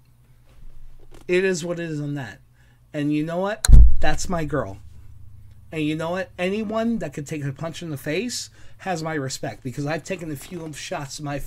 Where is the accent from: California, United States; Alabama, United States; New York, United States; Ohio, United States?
New York, United States; New York City